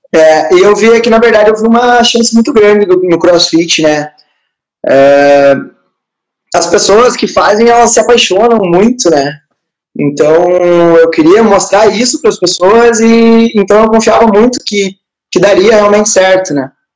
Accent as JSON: {"language": "Portuguese", "town": "Palmeira das Missões", "region": "Rio Grande do Sul", "country": "Brazil", "said": "sou de Palmeira das Missões, nasci em 94"}